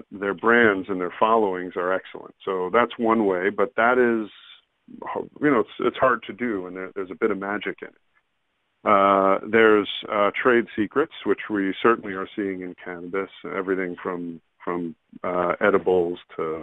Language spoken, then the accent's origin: English; United States; also born or lived in Canada; now in Israel; I'm an American. I also am a naturalized Canadian that's living there for years. And I'm an Israeli as well. And I currently reside in Israel.